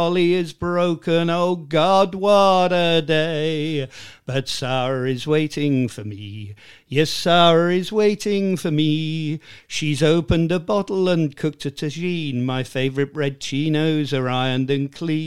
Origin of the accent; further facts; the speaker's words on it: Tunbridge Wells, South East England, United Kingdom; accent: half estuary vowels, half silly Sussex; I'm Tunbridge Wells born and bred